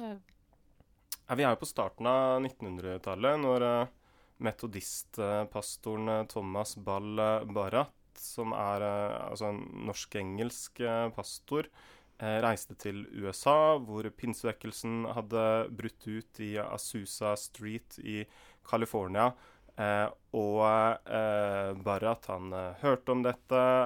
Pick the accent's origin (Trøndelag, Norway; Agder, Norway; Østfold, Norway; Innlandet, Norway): Østfold, Norway; Indre; moved away as an adult; also born or lived in Kristiansand; Der jeg vokste opp i Indre Østfold